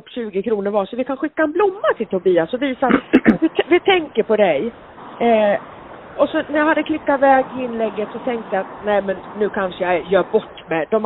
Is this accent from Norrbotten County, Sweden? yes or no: no; Gothenburg, Västra Götaland, Sweden; jag är ju född brynäsare och jag hade ju Brynäs i blodet när jag föddes, fast jag är född i Göteborg.